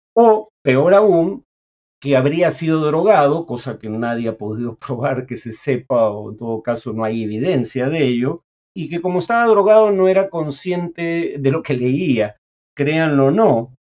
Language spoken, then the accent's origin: Spanish; Peru